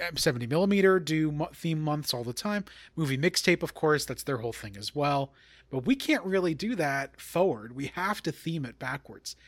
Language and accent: English; Long Island, New York, United States; I am from Long Island